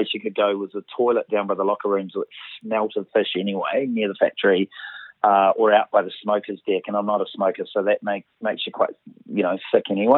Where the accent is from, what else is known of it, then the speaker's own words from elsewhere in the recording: Auckland, New Zealand; I'm from Auckland